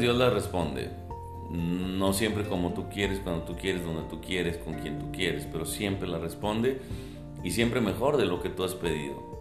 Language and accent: Spanish; Monterrey, Nuevo León, Mexico; soy de Monterrey, soy pastor en Monterrey